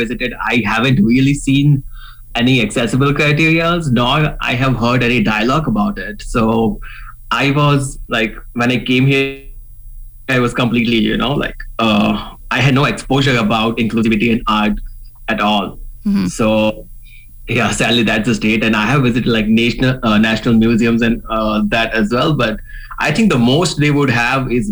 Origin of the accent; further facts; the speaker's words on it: India; moved away as an adult; I come from India. I came here in September.